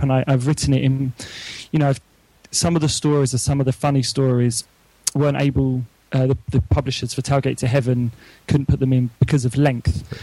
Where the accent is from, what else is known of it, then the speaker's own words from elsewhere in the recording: London, United Kingdom; moved away as an adult; now in Oxford, United Kingdom; although I'm from London and I live in Oxford now